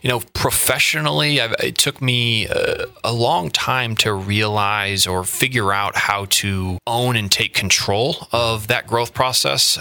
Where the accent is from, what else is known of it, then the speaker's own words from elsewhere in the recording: Indiana, United States; moved away as an adult; also born or lived in Boston, Massachusetts; now in Quincy, United States; I grew up in the, the Midwest Midwest Indiana